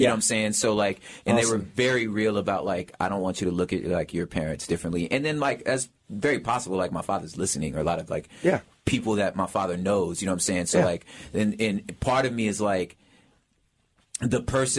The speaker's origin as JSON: {"language": "English", "town": "Los Angeles", "region": "California", "country": "United States", "tie": "born or raised there", "said": "So I'm originally from South Central Los Angeles, 67th of San Pedro. That's where it started for me."}